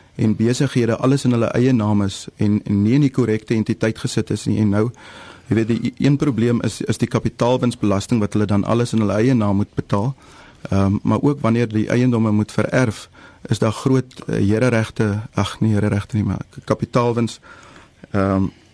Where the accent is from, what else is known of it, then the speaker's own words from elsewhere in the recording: George, Western Cape, South Africa; Ek is van George